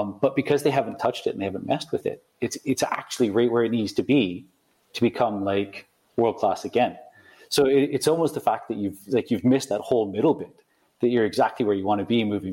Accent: Canada; moved away as an adult; also born or lived in London, United Kingdom; now in United Kingdom; I'm coming from Canada. So, you know, I grew up, like, you know, buying Golf Digest magazine

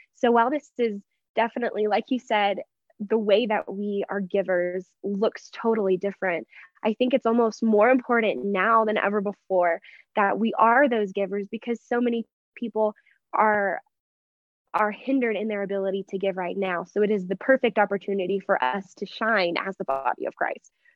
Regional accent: Texas, United States; moved away as an adult; now in Denver, United States; I'm from Texas, but I grew up in the exact same town my entire life

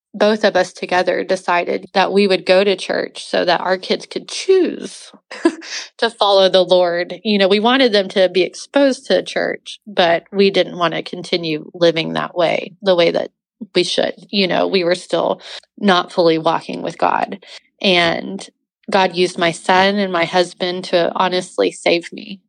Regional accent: Oklahoma City, Oklahoma, United States; I grew up in Oklahoma City. My parents both born and raised here

